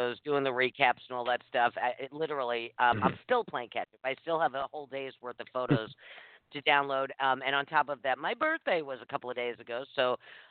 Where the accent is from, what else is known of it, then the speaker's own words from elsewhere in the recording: New York City, New York, United States; I grew up in New York City